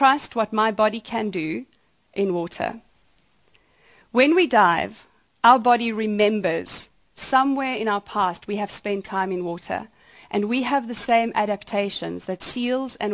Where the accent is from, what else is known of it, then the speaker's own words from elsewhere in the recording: outside Johannesburg, Gauteng, South Africa; moved away; also born or lived in Sweden; I was born outside Johannesburg, and I grew up on a horse farm.